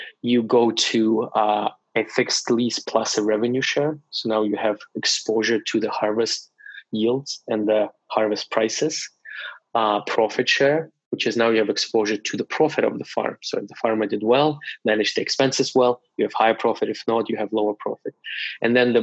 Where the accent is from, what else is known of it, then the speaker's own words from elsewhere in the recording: Russia; moved away as an adult; now in Canada; I was born in Russia and moved to Canada only when I was 22. In Russia, I got my undergrad and my master's in economics.